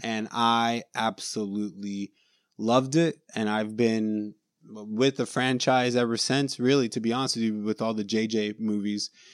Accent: Orlando, Florida, United States; We're from Orlando

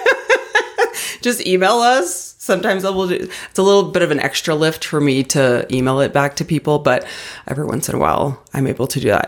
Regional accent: Arizona, United States; now in Colorado, United States; growing up in Arizona, we had zero seasons

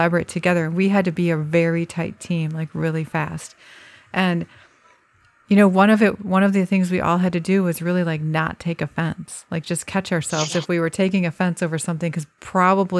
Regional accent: United States; I, as an American

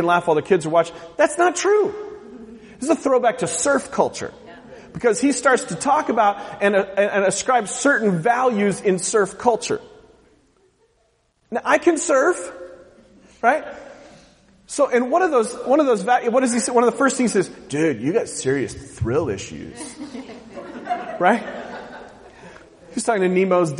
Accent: West Coast, United States; moved away; I'm from the West Coast

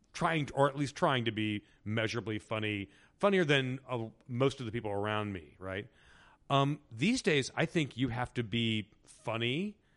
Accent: Indiana, United States; I grew up in Indiana, which is, you know, 2.5 hours southeast of Chicago

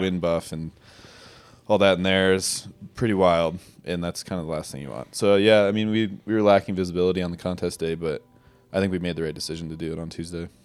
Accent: Jackson, Wyoming, United States; also born or lived in Driggs, Idaho; I grew up here in Jackson Hole, Wyoming. Uh, born and raised

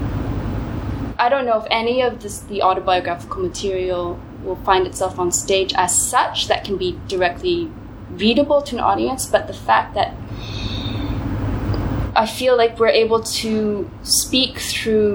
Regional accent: Ottawa, Ontario, Canada; also born or lived in Gold Coast, Australia; now in Berlin, Germany; I grew up in Ottawa, in the suburbs of Ottawa, and then I moved to Berlin.

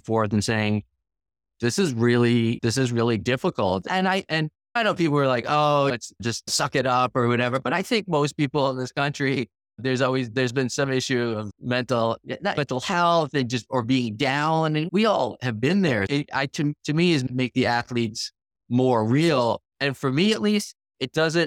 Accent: Long Island, New York, United States; I grew up on Long Island, the town I grew up in, the girls' soccer team at my high school is exceptional.

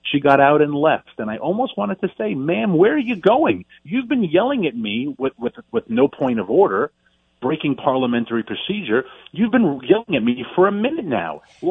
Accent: New York City, New York, United States; moved away; I'm from Queens

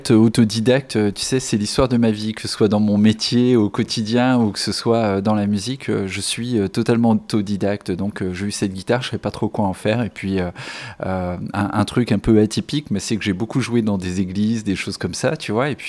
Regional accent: Épernay, Grand Est, France; also born or lived in Dijon; now in Bordeaux, France; En fait, je viens de d'Épernay, tout près de Reims, euh, en Champagne. Euh, après, j'ai vécu 17 ans à Dijon, en Bourgogne. Et puis, j'ai atterri à Bordeaux il y, a, il y 15 ans à peu près.

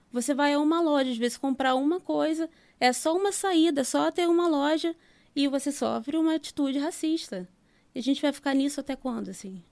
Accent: Vila Kennedy, Rio de Janeiro, Brazil; eu nasci e fui criada em Vila Kennedy

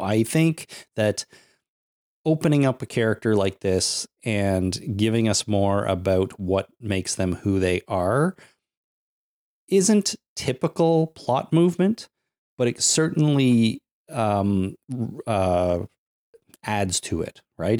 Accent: Canada

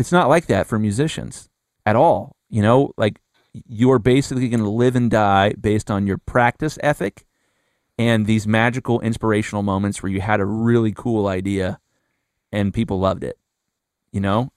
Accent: Columbus, Ohio, United States; I'm from Columbus, Ohio, and when I graduated high school

